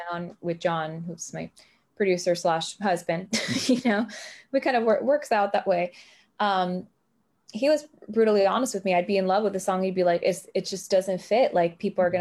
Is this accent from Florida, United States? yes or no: yes; Miami, Florida, United States; now in Tennessee, United States; I was raised in Miami, Florida, and I grew up in a bilingual household